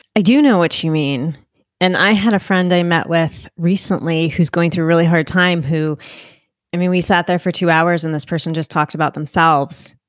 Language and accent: English; Northeast, United States; I'm from the Northeast